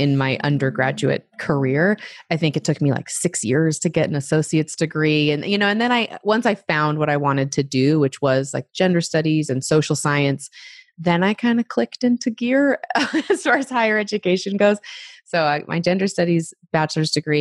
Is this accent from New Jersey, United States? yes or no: no; Utah, United States; also born or lived in Arizona / Oregon / Europe / Australia; So born in Arizona, but also raised for a bit in Oregon. And then my family moved to Utah when I was 9.